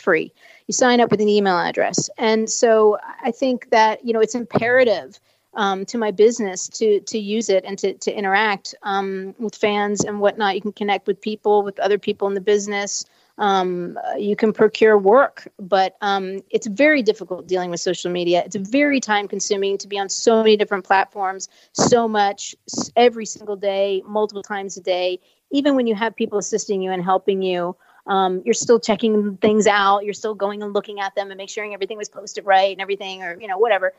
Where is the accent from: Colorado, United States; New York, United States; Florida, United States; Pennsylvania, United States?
New York, United States; I'm originally from the East Coast and from New York